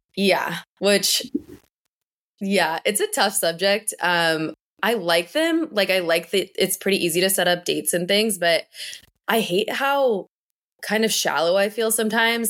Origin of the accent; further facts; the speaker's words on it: northern Kentucky, United States; moved away as an adult; also born or lived in Louisville, Kentucky; now in Boston, United States; originally, I'm from Kentucky. I grew up in northern Kentucky, and I moved to Louisville for college